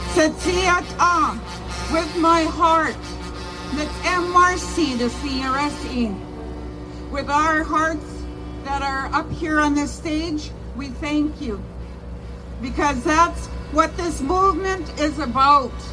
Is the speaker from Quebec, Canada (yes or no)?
yes; Montreal, Quebec, Canada; moved away; I grew up in Montreal, in Quebec, and my, my sister and my parents still live there